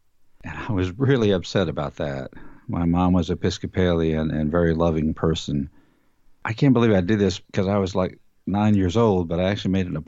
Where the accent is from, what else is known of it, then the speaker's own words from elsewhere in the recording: Ingleside, Texas, United States; also born or lived in Corpus Christi, Texas; I was born in Corpus Christi, Texas, and I grew up in a little town called Ingleside, which is a little bit north of Corpus Christi, about 2,000 population. My dad was Catholic, and we went to church every Sunday, and I went to catechism. My mother was Episcopalian.